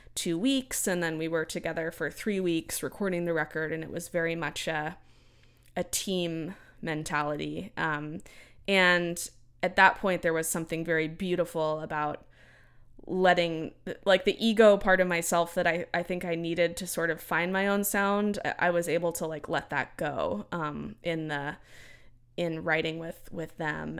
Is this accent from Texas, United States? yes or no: yes; Central Texas, United States; growing up in Central Texas